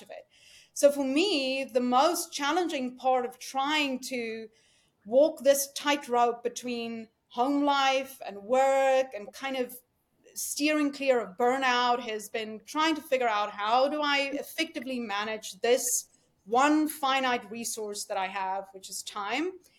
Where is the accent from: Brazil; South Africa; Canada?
South Africa; moved away as an adult; now in United States; I came here from South Africa